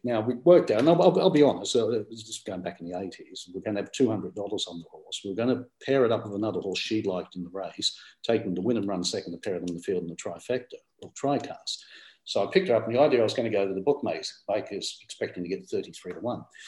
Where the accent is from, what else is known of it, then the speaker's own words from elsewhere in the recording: Australia; now in United Kingdom; I was born in Australia